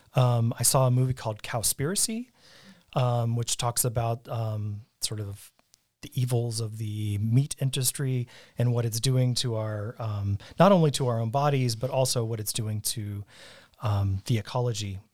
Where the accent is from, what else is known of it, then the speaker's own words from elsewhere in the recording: Colorado Springs, Colorado, United States; I grew up in Colorado Springs